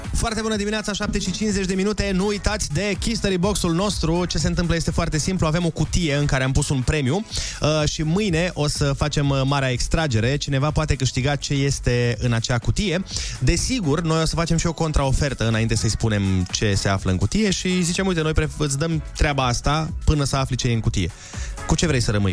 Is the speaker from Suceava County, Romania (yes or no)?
yes; Suceava, Suceava County, Romania; m-au făcut să mă simt mândru că sunt sucevean